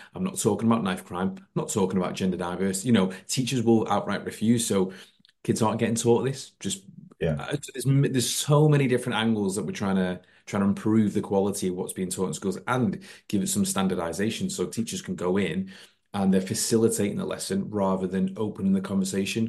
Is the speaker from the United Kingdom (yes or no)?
yes; Warrington, North West England, United Kingdom; I am uh, born and bred in Warrington, like Chris